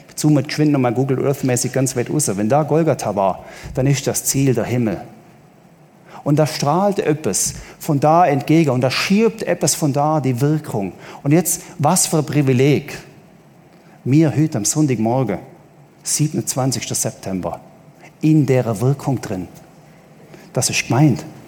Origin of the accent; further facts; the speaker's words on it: Southern Germany, Germany; als Süddeutscher